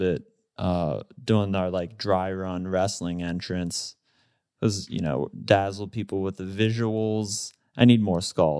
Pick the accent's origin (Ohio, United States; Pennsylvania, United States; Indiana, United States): Pennsylvania, United States; Pittsburgh; We're all from Pittsburgh.